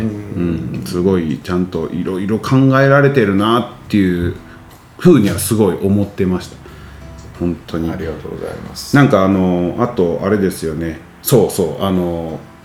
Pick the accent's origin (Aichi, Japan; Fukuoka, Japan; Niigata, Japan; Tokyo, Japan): Aichi, Japan; Nagoya; 僕あのもう名古屋出身